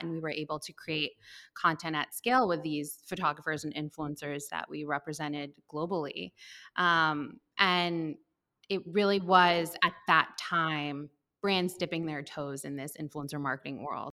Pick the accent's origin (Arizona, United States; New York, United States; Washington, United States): New York, United States; Westchester; I grew up in the Northeast in Westchester